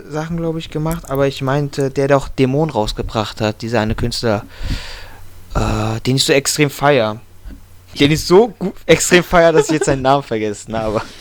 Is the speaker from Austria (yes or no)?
no; Wiesbaden, Hesse, Germany; Ansonsten sehe ich hier noch in der Liste …, ein Newcomer aus meiner Heimatstadt Wiesbaden.